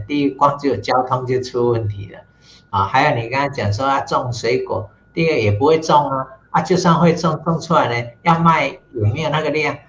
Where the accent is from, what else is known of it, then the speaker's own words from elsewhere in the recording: Tainan, Taiwan; 我住的老家呢，是台南市的市定古迹，叫做广生楼